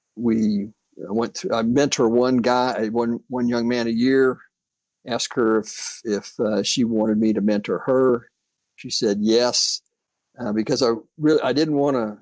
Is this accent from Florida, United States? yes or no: yes; Florida, United States; returned to my home state, uh, Florida